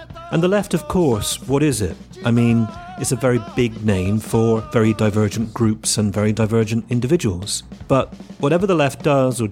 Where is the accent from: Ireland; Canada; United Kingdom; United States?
United Kingdom; now in Italy; I'm a Brit